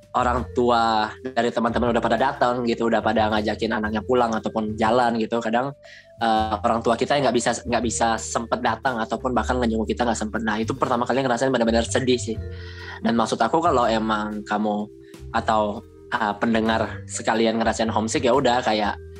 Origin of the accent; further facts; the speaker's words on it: Kalimantan, Indonesia; moved away as an adult; aku dari Kalimantan